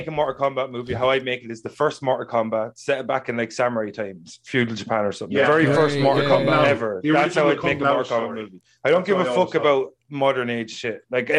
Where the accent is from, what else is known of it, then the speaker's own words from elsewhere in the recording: Ireland; growing up in Ireland